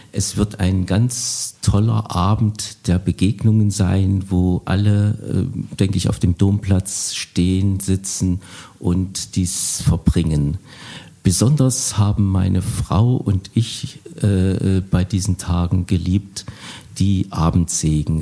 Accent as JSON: {"language": "German", "town": "Bad Langensalza", "region": "Thuringia", "country": "Germany", "said": "ich komme aus Bad Langensalza, einer Kleinstadt unweit von Erfurt."}